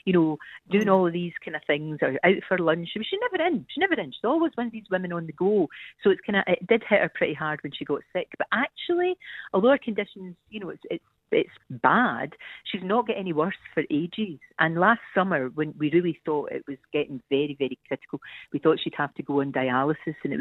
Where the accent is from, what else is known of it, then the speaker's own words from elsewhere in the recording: Glasgow, Scotland, United Kingdom; also born or lived in East Kilbride; It was just one room with an outside toilet in the Gorbals. And then I moved to Bridgeton in the east end of Glasgow till I was about 12 or 13. And then went to East Kilbride